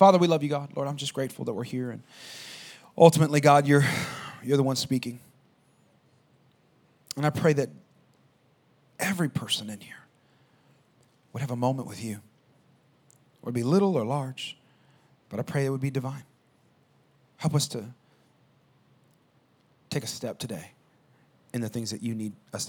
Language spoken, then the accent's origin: English; Albuquerque, New Mexico, United States; moved away; I grew up in Albuquerque, New Mexico, and there wasn't anything there.